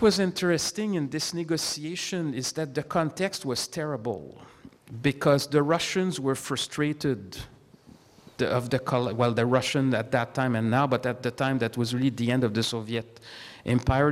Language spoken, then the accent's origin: English; Canada; as a Canadian diplomat